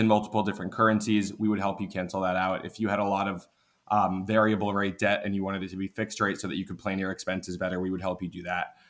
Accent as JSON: {"language": "English", "town": "Washington", "region": "District of Columbia", "country": "United States", "tie": "born or raised there", "also_born_or_lived": "New York", "moved": "as an adult", "said": "actually grew up in the DC area"}